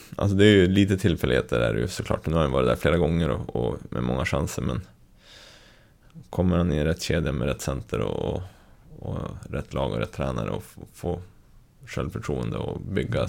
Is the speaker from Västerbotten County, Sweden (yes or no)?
yes; Skellefteå, Västerbotten County, Sweden; now in Östersund, Sweden; uppvuxen i Skellefteå